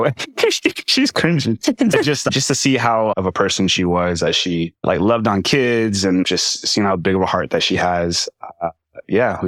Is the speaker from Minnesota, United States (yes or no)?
no; Jacksonville, Florida, United States; so I grew up in Jacksonville, Florida, 904 Duval